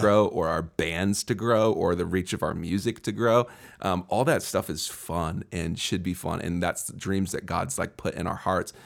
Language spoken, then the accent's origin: English; Seattle, Washington, United States; I'm originally from the Seattle area